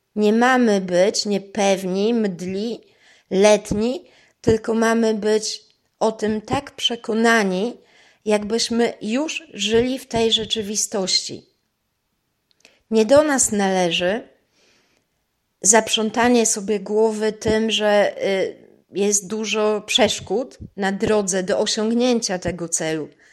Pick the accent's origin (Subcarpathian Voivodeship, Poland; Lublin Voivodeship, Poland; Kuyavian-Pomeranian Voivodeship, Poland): Kuyavian-Pomeranian Voivodeship, Poland; Toruń; moved away as an adult; also born or lived in Vienna, Austria; postanowiłam przeprowadzić się z powrotem do Polski, do mojego rodzinnego miasta